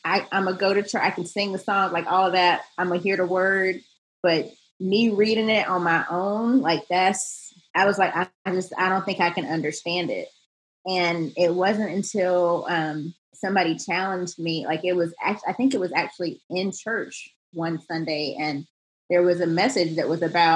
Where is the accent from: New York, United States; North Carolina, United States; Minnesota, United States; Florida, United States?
North Carolina, United States; Charlotte; I'm from the South. I'm from Charlotte, North Carolina. And so we were at church all the time, like grew up in like the youth choir